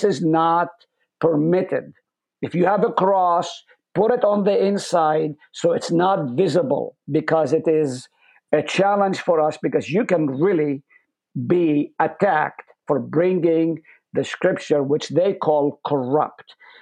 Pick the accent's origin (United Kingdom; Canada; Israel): Israel; English is a second language; moved away as an adult; also born or lived in Nazareth; now in United States; I was born in Nazareth. I grew up in a Palestinian home, lived on the slopes of Mount Carmel